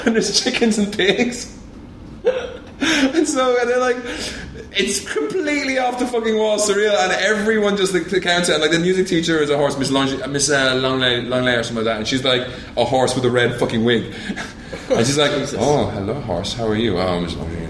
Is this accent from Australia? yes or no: no; Ireland; I'm Irish